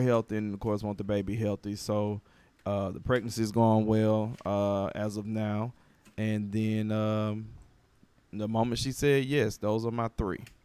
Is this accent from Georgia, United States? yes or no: yes; Atlanta, Georgia, United States; I'm from Atlanta, so V103